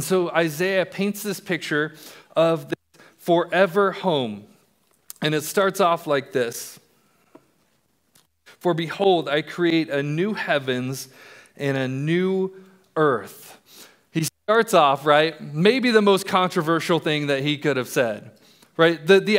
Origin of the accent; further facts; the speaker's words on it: Colorado, United States; also born or lived in England; I was born in England. My dad was in the military. And And we moved to Colorado when I was in first grade.